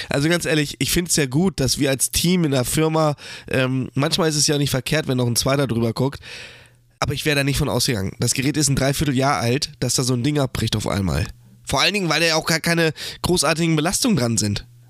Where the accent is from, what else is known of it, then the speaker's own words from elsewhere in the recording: Germany; als Deutscher